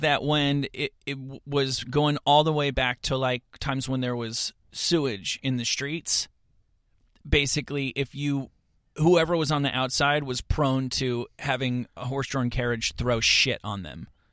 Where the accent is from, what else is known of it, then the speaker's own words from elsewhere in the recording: suburban New Jersey, United States; moved away; I am, uh, a person from suburban New Jersey